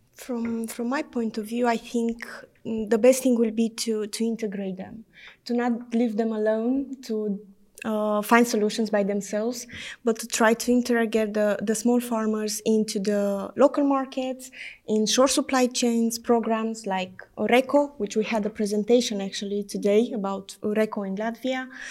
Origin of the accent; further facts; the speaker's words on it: Romania; I'm from Romania